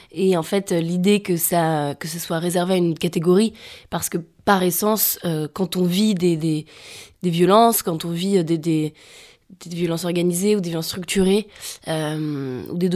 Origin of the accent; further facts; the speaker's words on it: Auvergne-Rhône-Alpes, France; Je viens d'un village de Savoie avec des parents alpinistes à un endroit euh, très ancré dans la montagne. Et j'en suis partie, je reviens souvent, j'en suis partie pour faire des études